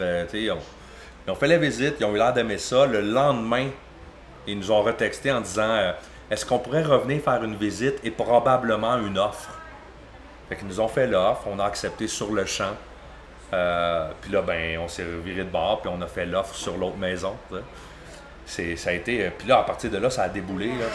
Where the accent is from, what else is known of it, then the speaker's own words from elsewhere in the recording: Granby, Quebec, Canada; now in Mansonville, Canada; je suis de Granby